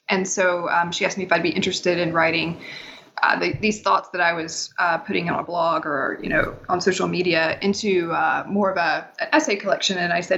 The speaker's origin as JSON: {"language": "English", "region": "Tennessee", "country": "United States", "said": "I'm from East Tennessee, which is, I like to say that I'm from Dolly Parton country, so that helps people place me in the world. I've lived in Appalachia almost my entire life."}